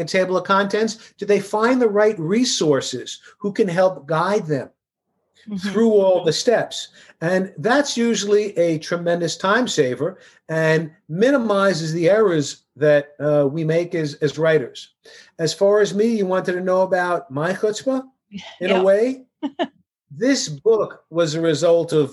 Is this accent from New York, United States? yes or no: yes; New York City, New York, United States; I grew up in Queens, New York.